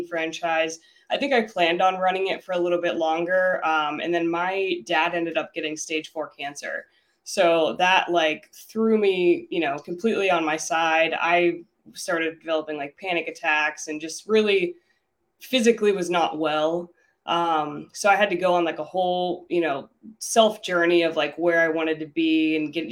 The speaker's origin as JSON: {"language": "English", "region": "Pennsylvania", "country": "United States", "moved": "as an adult", "lives_now": "Cleveland, United States", "said": "I'm originally from Pennsylvania."}